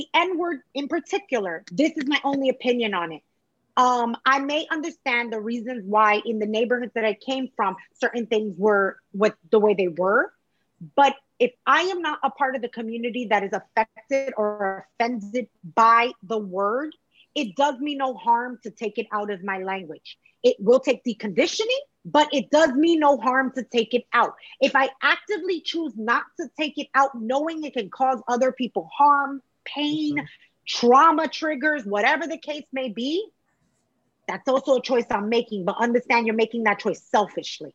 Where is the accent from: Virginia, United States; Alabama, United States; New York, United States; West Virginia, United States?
New York, United States; New York City; I'm from Williamsburg